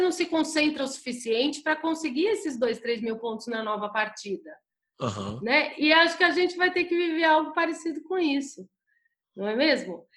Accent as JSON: {"language": "Portuguese", "region": "São Paulo", "country": "Brazil", "said": "eu sou de São Paulo"}